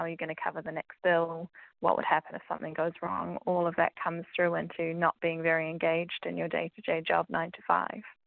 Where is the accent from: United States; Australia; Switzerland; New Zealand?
New Zealand; moved away as an adult; now in United Kingdom; as you might be able to tell from my accent, I am from New Zealand. So, I've moved to the UK last year